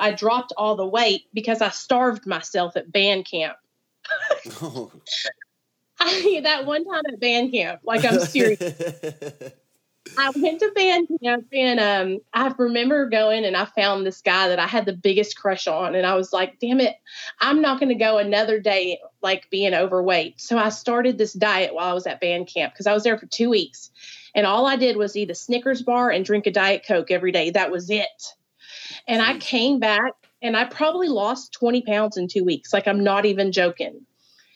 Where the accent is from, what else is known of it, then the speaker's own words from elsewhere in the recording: Arkansas, United States; also born or lived in New York; I grew up in Arkansas, super Southern